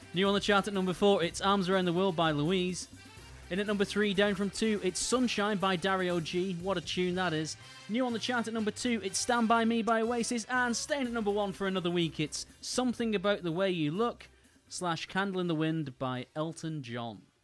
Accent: Wigan, North West England, United Kingdom; in my hometown

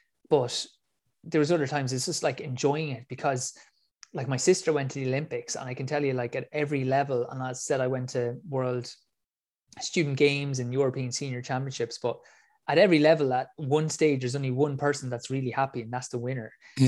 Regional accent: Ireland; I'm from Ireland.

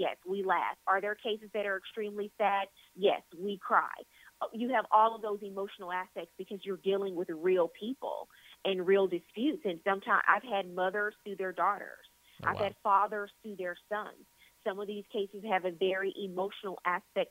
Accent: Louisiana, United States; I'm born and raised in Louisiana

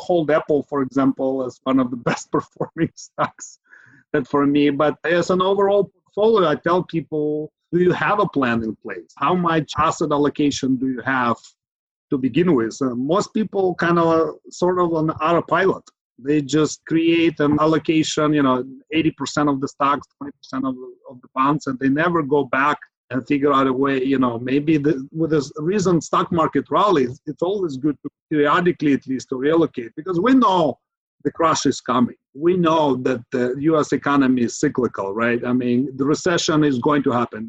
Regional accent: Ukraine; now in San Francisco Bay Area, United States; Originally, I I'm from Ukraine. I've lived in Bay Area in the Silicon Valley for the last 20 years or so

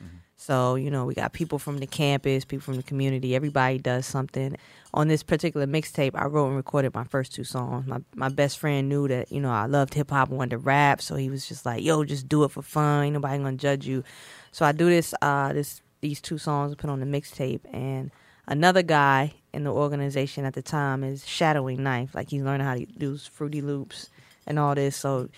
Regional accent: the South, United States; You know, growing up in the South, it's like, get a job, get married, and get a job like an accountant, a doctor.

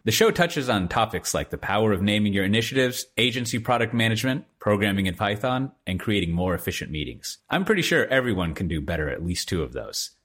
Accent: United States; moved away as an adult; also born or lived in Hendrik-Ido-Ambacht/Dordrecht area, Netherlands; now in Netherlands; I love living here and I'm an American. I'm a foreigner

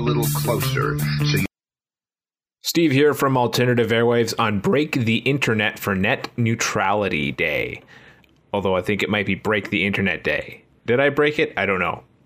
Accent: Canada; As a Canadian

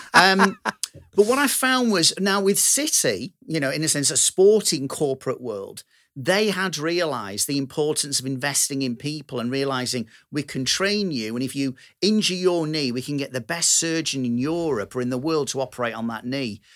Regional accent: Manchester, North West England, United Kingdom; I'm this down-to-earth Manchester lad

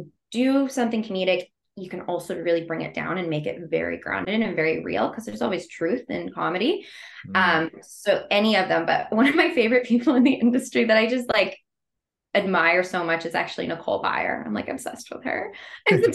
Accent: Canada; I'm actually Canadian.

